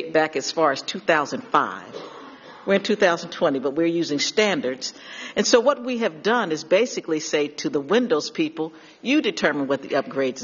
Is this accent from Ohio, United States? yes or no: yes; Cuyahoga County, Ohio, United States; I'm from Cuyahoga County, Ohio